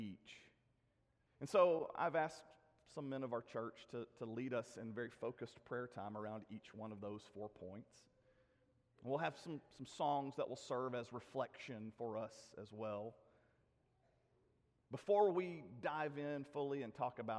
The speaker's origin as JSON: {"language": "English", "town": "Lebanon", "region": "Tennessee", "country": "United States", "tie": "born or raised there", "said": "he was the headmaster at Castle Heights Military Academy in my hometown"}